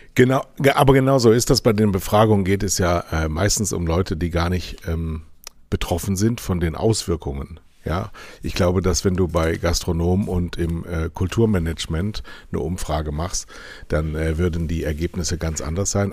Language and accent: German; Germany; wir sind Deutsche